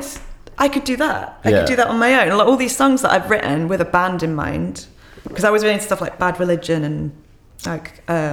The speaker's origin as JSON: {"language": "English", "region": "South East England", "country": "United Kingdom"}